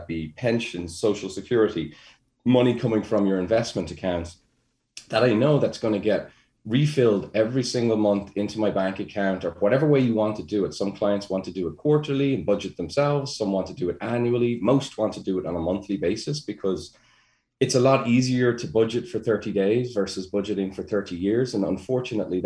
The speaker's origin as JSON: {"language": "English", "country": "Ireland", "said": "being Irish, we worry about everything"}